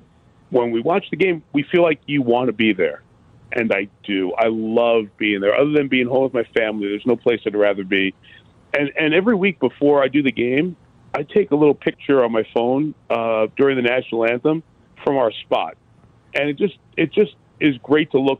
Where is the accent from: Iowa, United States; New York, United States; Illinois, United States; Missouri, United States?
New York, United States; moved away; also born or lived in Midwest; I'm a Midwesterner, even though I'm New York born